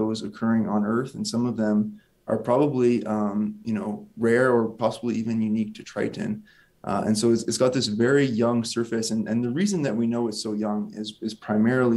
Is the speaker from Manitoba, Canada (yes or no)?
no; Windsor, Ontario, Canada; I grew up in Windsor, Ontario, just a small town, actually, just outside of Windsor.